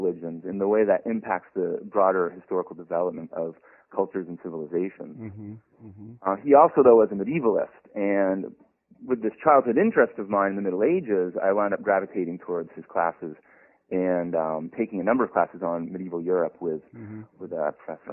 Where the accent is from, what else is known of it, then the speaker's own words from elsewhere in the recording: Montpelier, Vermont, United States; moved away as an adult; now in North Carolina, United States; I grew up in Montpelier, Vermont, so I am a Yankee living down here in the southern lands.